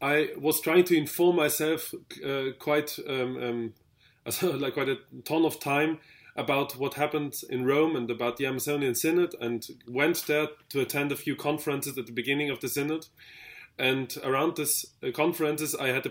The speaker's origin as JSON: {"language": "English", "region": "Vienna", "country": "Austria", "said": "I'm from Vienna in Austria."}